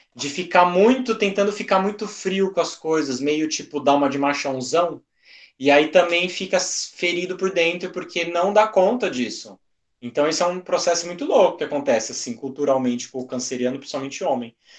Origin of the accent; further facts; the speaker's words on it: Brazil; a gente é brasileiro